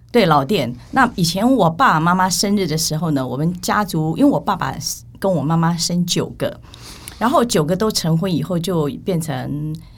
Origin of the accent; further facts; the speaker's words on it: Taiwan; also born or lived in Kinmen (family origin); 其实我也不是在金门出生，我是在台湾